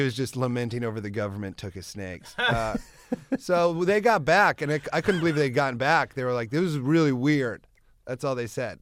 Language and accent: English; Iowa, United States; moved away; I grew up in Iowa